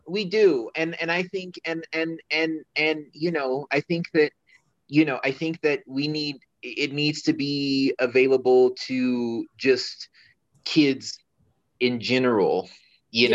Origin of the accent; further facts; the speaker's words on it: Denver, Colorado, United States; also born or lived in China; I am born and raised in Colorado.